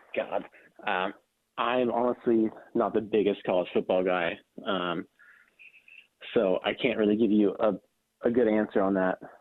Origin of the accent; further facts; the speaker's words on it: North Bay, Sonoma County, California, United States; moved away as an adult; now in Arkansas, United States; I'm from North Bay. I'm from Sonoma County